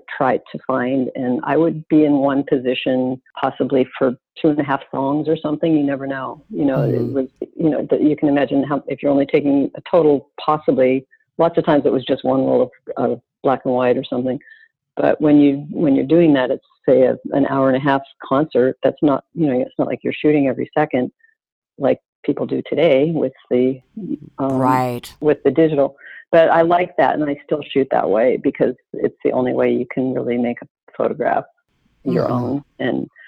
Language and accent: English; Calgary, Alberta, Canada; moved away as an adult; also born or lived in Toronto; now in New York, United States; I left Toronto and I stopped in my hometown of Calgary